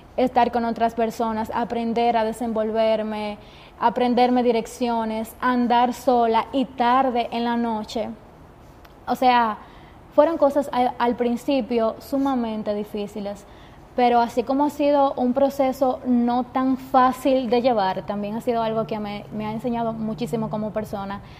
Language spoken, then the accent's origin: Spanish; Jarabacoa, La Vega, Dominican Republic; moved away as an adult; now in Santiago, Dominican Republic; tener que salir de mi pueblo por estudiar comunicación